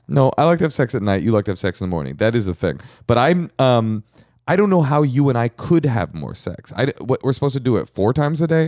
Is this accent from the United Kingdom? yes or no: no; Bay Area, California, United States; I grew up in the Bay Area